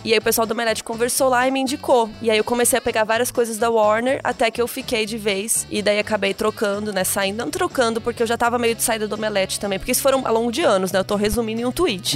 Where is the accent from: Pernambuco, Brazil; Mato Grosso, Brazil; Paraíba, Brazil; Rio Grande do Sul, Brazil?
Mato Grosso, Brazil; Cuiabá; sou de Cuiabá, minha família é goiana, mineira